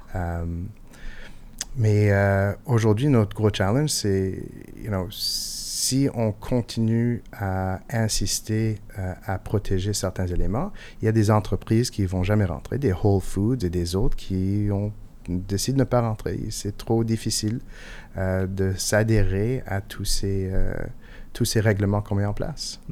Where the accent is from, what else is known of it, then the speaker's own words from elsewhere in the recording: Montreal, Quebec, Canada; first language English; French is a second language; je suis montréalais